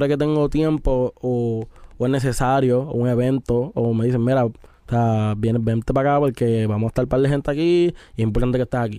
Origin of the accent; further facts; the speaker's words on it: Puerto Rico; Ah, yo soy de, de Atorrey, pero mi familia es de Isabel y de Aguada.